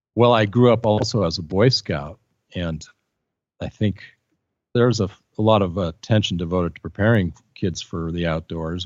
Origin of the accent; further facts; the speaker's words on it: Portland, Oregon, United States; moved away; also born or lived in Santa Cruz, California; I grew up in Portland, Oregon. I was born there in nineteen fifty-three